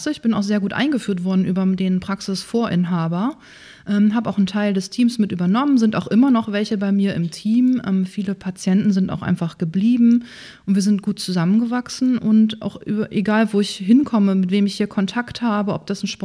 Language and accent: German; Breitenfelde, Schleswig-Holstein, Germany; also born or lived in Lower Saxony; Ja, gebürtig komme ich ganz aus der Nähe hier aus Breitenfelde. Ähm, ah. Da bin ich groß geworden, da bin ich in die Grundschule gegangen.